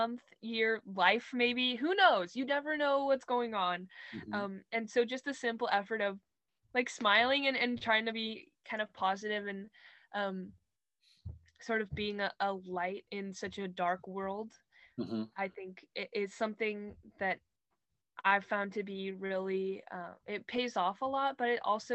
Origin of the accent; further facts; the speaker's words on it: Los Angeles, California, United States; moved away; LA, which is my hometown